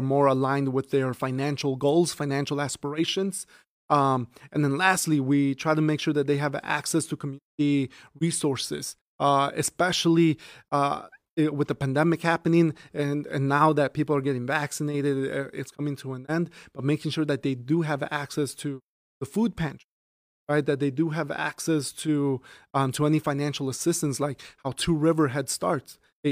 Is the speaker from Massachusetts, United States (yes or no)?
no; Chicago, Illinois, United States; moved away as an adult; now in Aurora, United States; I grew up in Chicago, West Rogers Park.